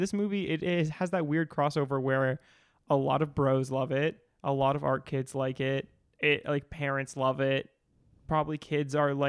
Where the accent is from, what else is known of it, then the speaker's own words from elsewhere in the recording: Massachusetts, United States; Grew up in New England.